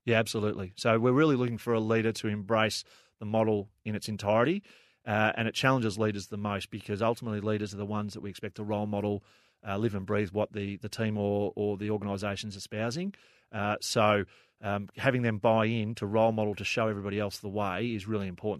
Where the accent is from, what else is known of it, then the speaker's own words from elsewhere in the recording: Frankston, Victoria, Australia; I grew up in Frankston